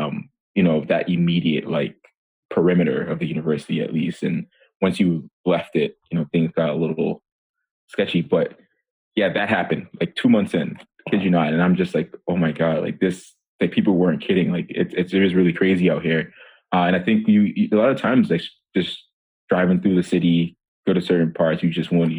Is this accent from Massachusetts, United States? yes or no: yes; Methuen, Massachusetts, United States; also born or lived in Monrovia, Liberia; growing up in Methuen, Massachusetts